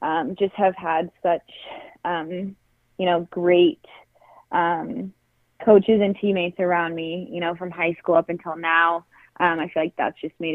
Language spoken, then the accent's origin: English; Boulder, Colorado, United States; now in Portland, United States; I'm from Boulder, Colorado